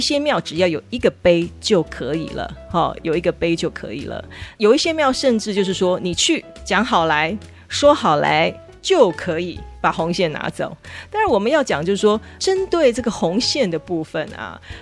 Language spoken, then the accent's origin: Chinese; Taiwan; 我们台湾人